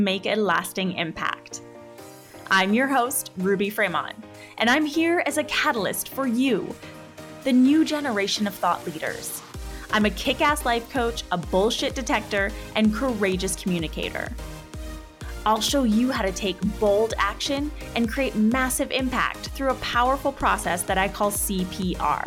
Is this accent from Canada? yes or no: yes; Canada; also born or lived in Punjab (ancestry); we're Canadian